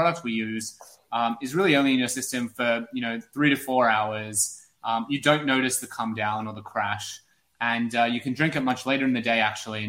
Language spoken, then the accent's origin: English; Sydney, New South Wales, Australia; now in New York, United States; I moved to New York from Sydney, Australia about 4 years ago.